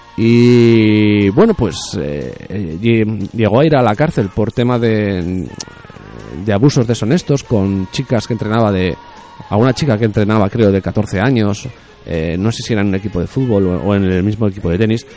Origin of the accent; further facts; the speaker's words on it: Spain; soy español